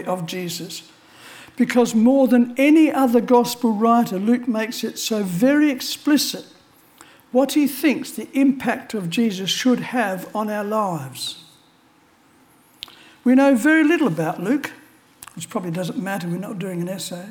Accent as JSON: {"language": "English", "country": "Australia", "tie": "born or raised there", "said": "I was born in Australia"}